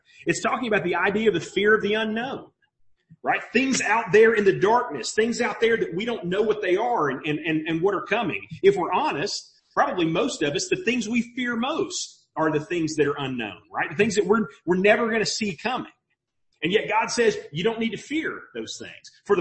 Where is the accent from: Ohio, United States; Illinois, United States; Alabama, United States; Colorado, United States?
Alabama, United States; Mobile; now in Maryville, United States; I grew up in Mobile. And we get a lot of hurricanes in Mobile